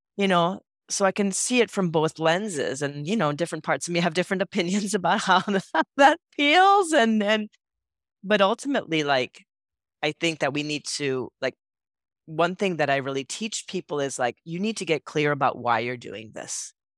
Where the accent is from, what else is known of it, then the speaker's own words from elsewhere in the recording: Puerto Rico; moved away as an adult; also born or lived in San Francisco; I grew up in Puerto Rico